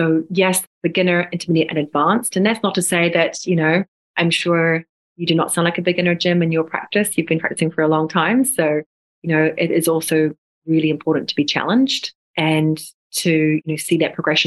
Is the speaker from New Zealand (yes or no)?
yes; New Zealand; moved away; I'm originally from New Zealand